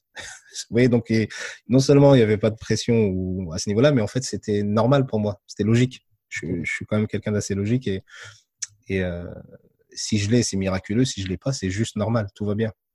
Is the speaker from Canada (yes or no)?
no; France; je suis né en France, je suis d'origine marocaine, de mes deux parents